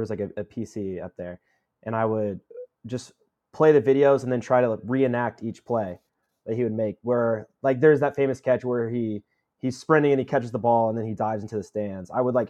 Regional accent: Franklin, Tennessee, United States; I'm from Franklin. It's right outside of Nashville. I went to high school at an all boys school here in Nashville.

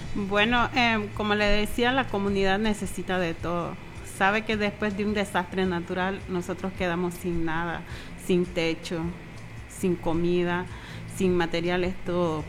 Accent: Haulover, South Caribbean Coast Autonomous Region, Nicaragua; yo soy de halover Yo soy de halover

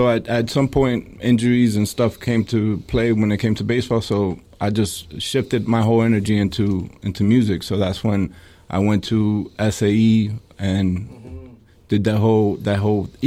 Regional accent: New York, United States; born there; Well, I was born in New York.

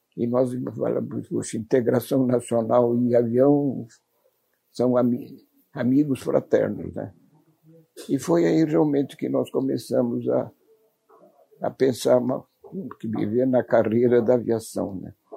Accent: Bauru, São Paulo, Brazil; a minha terra natal, Bauru, o único emprego disponível que nós podíamos identificar nos nossos 13, 14 anos era ser ferroviário.

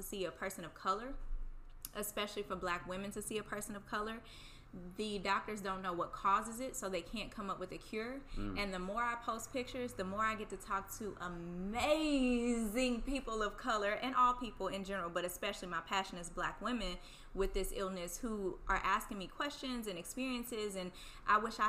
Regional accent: Houston, Texas, United States; I'm from Third Ward, Houston, Texas.

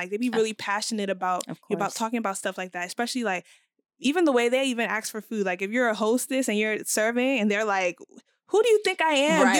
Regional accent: Nigeria; in terms of, like, how I view myself as a Nigerian woman, since I don't cook, I don't know much about Nigerian foods.

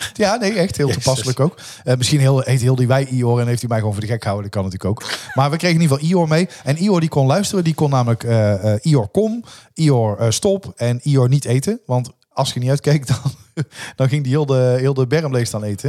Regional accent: Dongen, North Brabant, Netherlands; also born or lived in Oosterhout / Tilburg; ik ben eh, opgegroeid in Dongen.

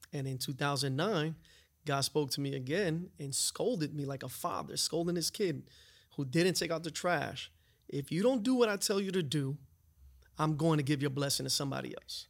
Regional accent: New York City, New York, United States; moved away as an adult; also born or lived in North Carolina; I grew up in New York. I grew up in the city, uh, in the Bronx

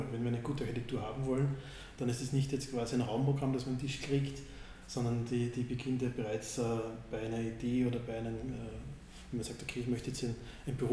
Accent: Strengberg, Lower Austria, Austria; trotzdem in so einem Dorf, so wie Strengberg, wo ich aufgewachsen bin, äh, auch jetzt einmal so von außen wieder hinzukommen

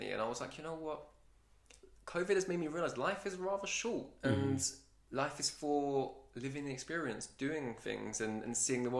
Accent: London, United Kingdom; I'm a Londoner, so we don't really speak properly as it is

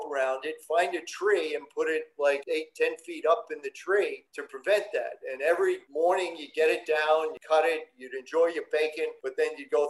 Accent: New York City, New York, United States; Growing up in Brooklyn, the closest we came to nature was when we went to Sebago Canoe Club.

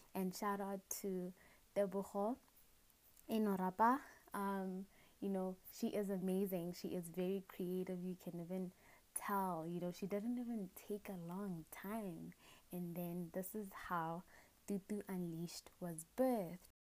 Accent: Matangwani, Botswana; I'm a girl from Africa. In Africa, there's a country called Botswana, just above South Africa on the map. And in Botswana, I am from Matangwani. That is um, a, a village, sorry, that is a village in Botswana and the tribe that stays there, we are called Kalanga

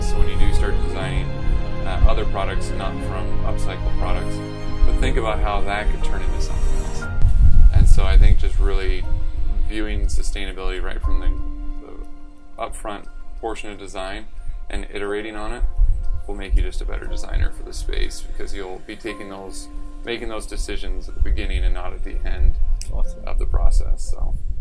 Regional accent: San Jose, California, United States; moved away as an adult; also born or lived in Utah; I grew up in San Jose, the South Bay area of California

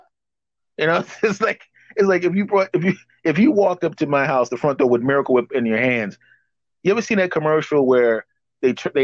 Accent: Philadelphia, Pennsylvania, United States; I am originally from Philly

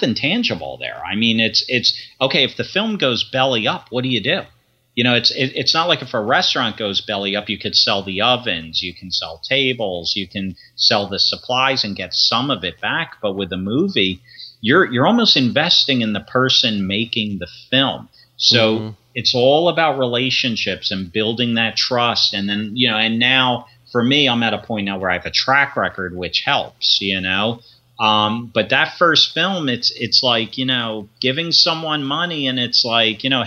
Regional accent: Sparta, New Jersey, United States; also born or lived in Philadelphia, Pennsylvania / Grosse Ile, Michigan; the neighborhood that I grew up in Sparta, New Jersey

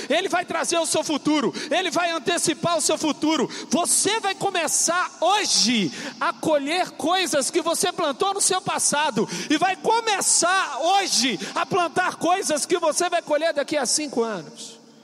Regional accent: Coronel Fabriciano, Minas Gerais, Brazil; moved away as an adult; also born or lived in Paudalho, Pernambuco / João Pessoa, Paraíba; Coronel Fabriciano. É uma megalópole, uma cidade gigantesca, onde eu nasci. Essa cidade tem a testemunha da existência dela, que sou eu. Então estou te avisando, ela existe. Nessa cidade foi o lugar onde eu vivi a minha infância

